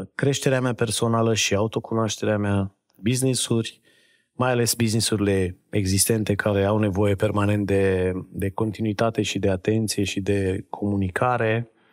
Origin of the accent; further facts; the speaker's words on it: Reșița, Caraș-Severin County, Romania; moved away; Eu vin din Reșița, dintr-o familie de oameni simpli